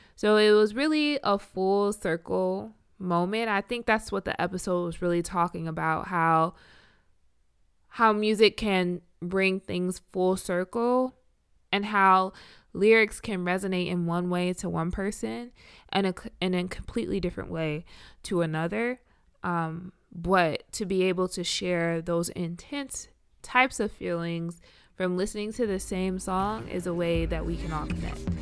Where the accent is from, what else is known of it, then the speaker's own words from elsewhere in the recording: Richmond, Virginia, United States; also born or lived in Iowa; I am from Richmond